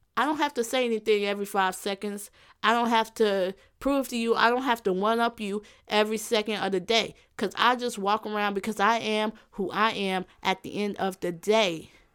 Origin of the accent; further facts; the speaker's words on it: Illinois, United States; also born or lived in Gary, Indiana; since I went to school more so in Illinois, I would just say Illinois.